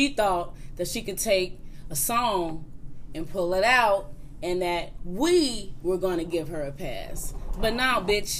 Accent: Nigeria; I'm Nigerian.

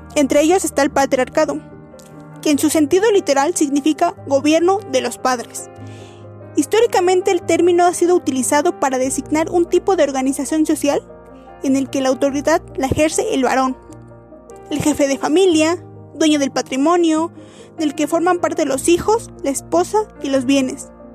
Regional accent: Mexico; nosotros como mexicanos

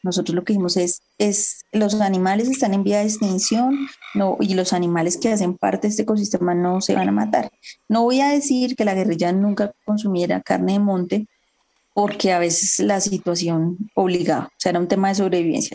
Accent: Bogotá, Colombia; moved away as an adult; also born or lived in Sumapaz / La Macarena / Llanos del Yarí; Yo nací en Bogotá, en, un barrio popular de Usaquén

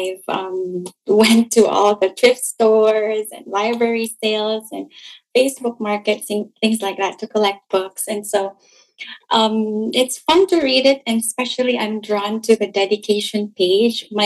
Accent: Malaybalay, Northern Mindanao, Philippines; moved away as an adult; also born or lived in California / Cagayan de Oro; now in Florida, United States; I'm originally from Malaybalay, Bukidnon, Bisaya, and from Mindanao.

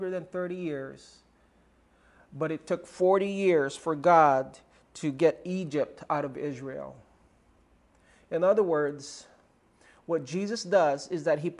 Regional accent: Philippines; first language Tagalog; English is a second language; Tagalog, my native tongue

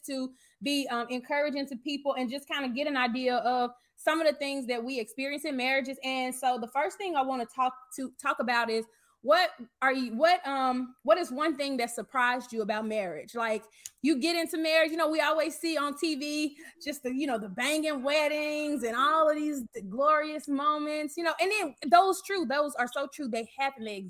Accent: Arkansas, United States; I am from Arkansas originally.

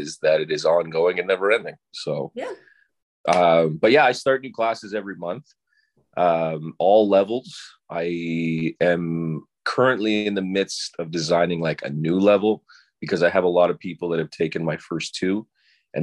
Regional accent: Oakville, Ontario, Canada; also born or lived in Toronto / Los Angeles; I'm from Oakville. I grew up here, which is where I am right now

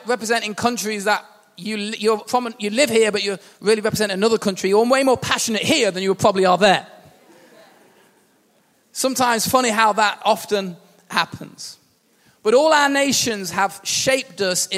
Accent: England, United Kingdom; also born or lived in Wales; I was born in Wales. I have a New Zealand passport and a British passport. But yet I feel quite English. I've lived in England since I was 2.

